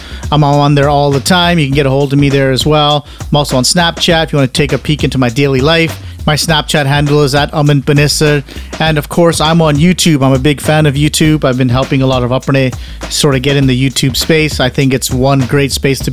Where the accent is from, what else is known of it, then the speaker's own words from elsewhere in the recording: Canada; I'm Canadian